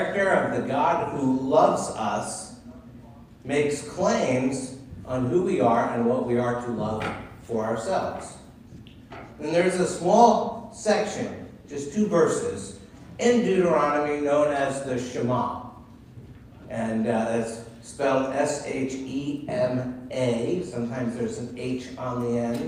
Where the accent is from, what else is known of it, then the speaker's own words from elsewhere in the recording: Concord, Massachusetts, United States; Joanne and I grew up near Walden Pond in Concord, Massachusetts